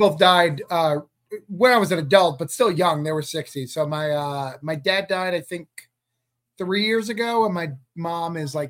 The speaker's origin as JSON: {"language": "English", "town": "Rochester", "region": "New Hampshire", "country": "United States", "tie": "born or raised there", "said": "I'm from Rochester. That's like a suburb."}